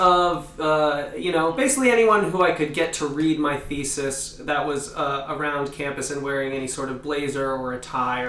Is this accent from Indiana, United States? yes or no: no; New Jersey, United States; also born or lived in Philadelphia; I'm from New Jersey, the great Garden State.